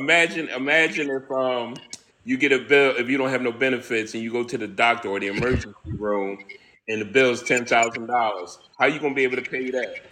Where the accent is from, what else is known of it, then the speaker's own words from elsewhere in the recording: Philadelphia, Pennsylvania, United States; I grew up in the hood of Philadelphia